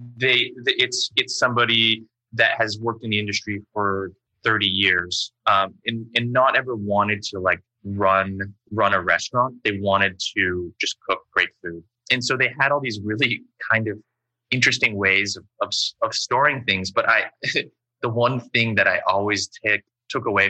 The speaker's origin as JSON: {"language": "English", "town": "Windsor", "region": "Ontario", "country": "Canada", "tie": "born or raised there", "also_born_or_lived": "United States / San Francisco / New York", "moved": "yes", "said": "I grew up in Windsor and there was a really big sort of Chinese, Vietnamese, Japanese community there"}